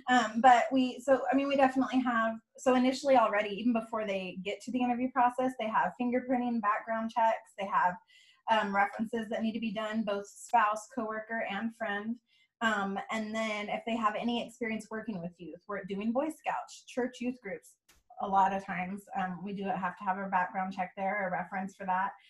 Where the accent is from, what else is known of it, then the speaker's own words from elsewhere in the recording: Bay Area, California, United States; moved away as an adult; now in Texas, United States; I am originally from California, um, from the Bay Area. Um, I moved out here about gosh, eight years ago